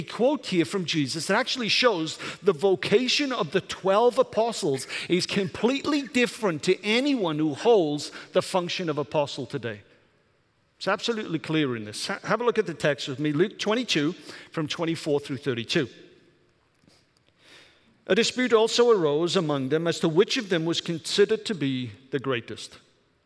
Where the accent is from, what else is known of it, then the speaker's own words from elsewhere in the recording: Welsh, Wales, United Kingdom; now in Michigan, United States; I'm Welsh